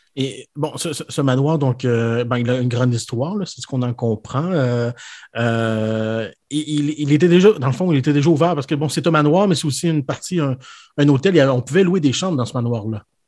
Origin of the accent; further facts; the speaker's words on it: Quebec City, Quebec, Canada; j'ai grandi à Québec